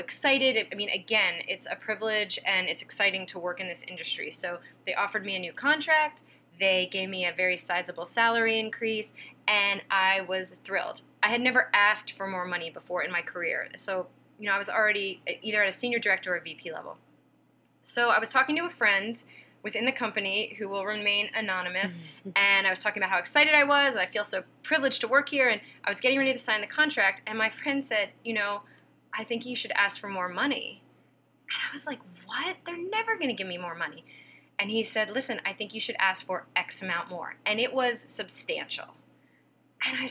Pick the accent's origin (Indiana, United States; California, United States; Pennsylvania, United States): Pennsylvania, United States; moved away; I'm from Pennsylvania. I wasn't raised with any kind of concept of the entertainment industry